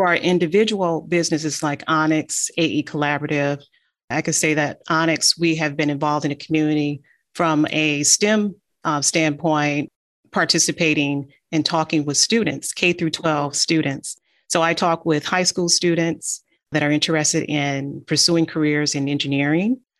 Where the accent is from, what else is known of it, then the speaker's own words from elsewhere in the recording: Detroit, Michigan, United States; also born or lived in Natchez, Mississippi; I was born in Natchez, Mississippi, and I was raised in Detroit. I'm an East Sider in Detroit